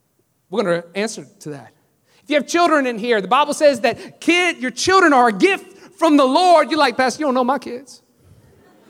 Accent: New Orleans, Louisiana, United States; moved away as an adult; I'm from New Orleans. I said, but I moved here about 4 years ago

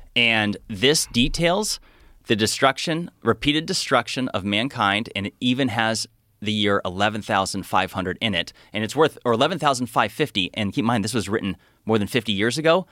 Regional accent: Phoenix, Arizona, United States; I'm from Phoenix

